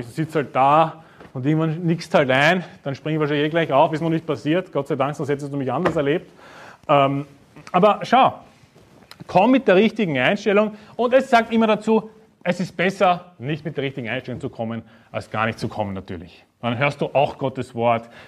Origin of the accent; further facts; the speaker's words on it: Vienna, Austria; Ja, ich bin aus Wien, das Wiener Schnitzel, okay.